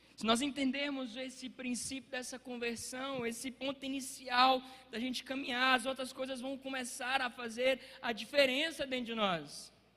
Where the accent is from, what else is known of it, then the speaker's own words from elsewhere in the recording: Água Formosa, Brazil; lá na minha cidade, lá em Água Formosa